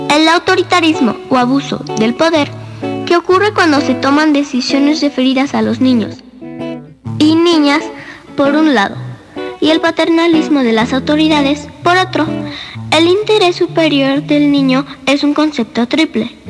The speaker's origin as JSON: {"language": "Spanish", "region": "Puebla", "country": "Mexico", "said": "tengo seis años y vengo de la ciudad"}